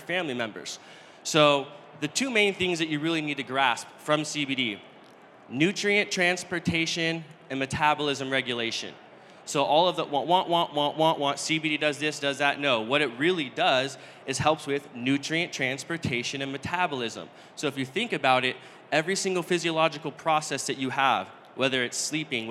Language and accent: English; Northern California, United States; I'm from Northern California